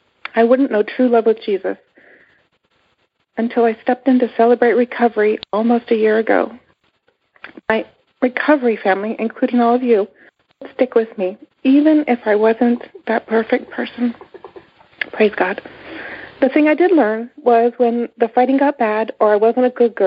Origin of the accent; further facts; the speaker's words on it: Canada; now in United States; Growing up, my family was a typical American family, except we're Canadian. So we moved from Canada to the United States